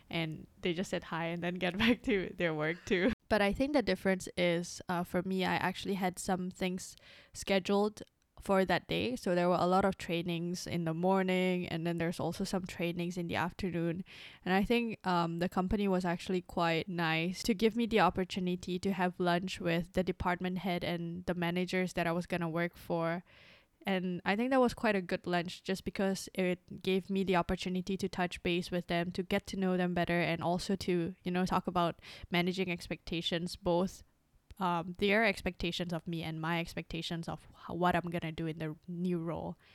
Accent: Singapore; also born or lived in Indonesia; now in Hong Kong; I came from Singapore and Indonesia where I speak the languages and when I come to Hong Kong, people here speak Cantonese.

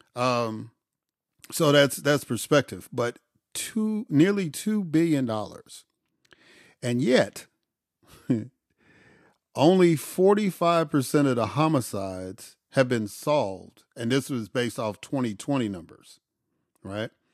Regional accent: Chicago, Illinois, United States; moved away; I grew up in Auburn, Gresham, in, in Chicago

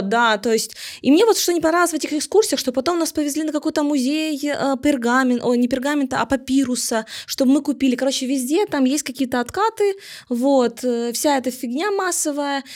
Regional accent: Ukraine; мы из Украины

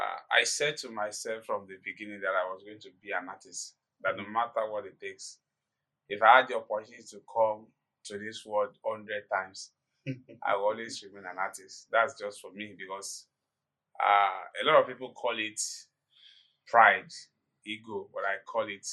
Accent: Ibadan, Oyo, Nigeria; Growing up in Ibadan, in the interior part of Ibadan

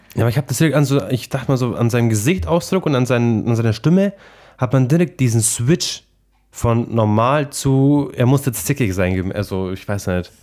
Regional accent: Aichach, Bavaria, Germany; Ich so aus Eichach

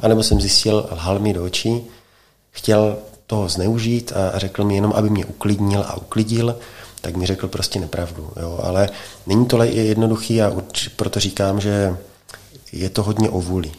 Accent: Czechia; jsem Čech

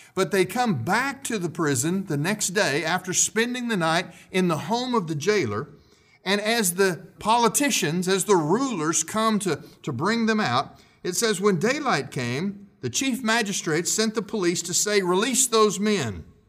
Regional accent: United States; we still have constitutional rights as American citizens

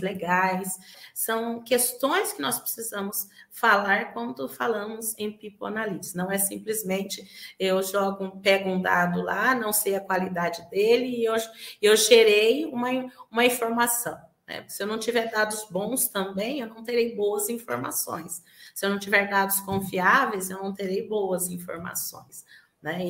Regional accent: Bauru, São Paulo, Brazil; eu sou aqui de Bauru, São Paulo, né, vizinho aqui da cidade de Marília

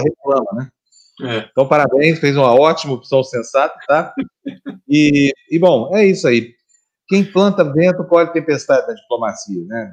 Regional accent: Uberlândia, Minas Gerais, Brazil; now in São Paulo, Brazil; lá em Minas Gerais, lá em Berlândia, onde eu nasci, a gente ia tomar vitamina, era uma coisa todo mundo fazia

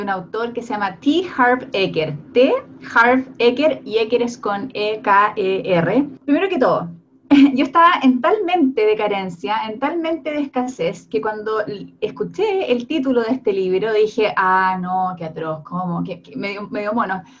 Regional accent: Chile

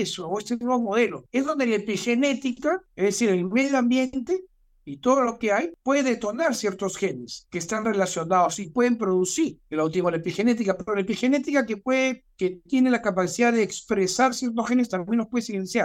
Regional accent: Peru

